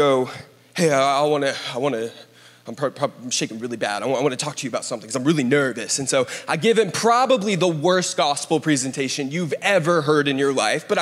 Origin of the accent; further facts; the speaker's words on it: Columbus, Ohio, United States; I grew up in Columbus, Ohio